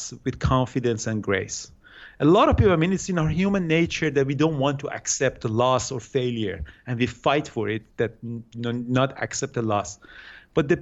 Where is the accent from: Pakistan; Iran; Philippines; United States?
Iran; moved away as an adult; now in Vancouver, Canada; I grew up in Iran. I did my study in Iran